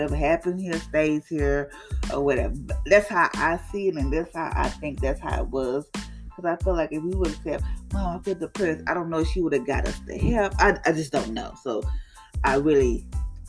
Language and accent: English; Louisiana, United States; I'm from Louisiana